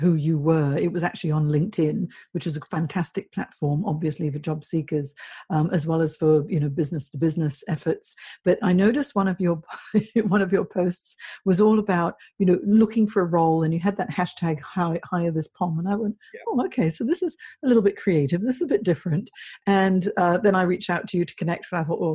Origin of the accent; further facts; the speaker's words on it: Hong Kong; also born or lived in Singapore / United Kingdom; now in Sydney, Australia; I grew up in Hong Kong, and then now I've been in Sydney for 9 years